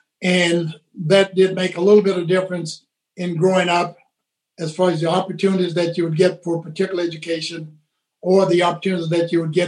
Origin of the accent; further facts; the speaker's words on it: Horse Cave, Kentucky, United States; I grew up in the Henrytown section of Horse Cave, and that was what we may call across the tracks, on the other side of the tracks. I attended the Horse Cave Colored School through the fourth grade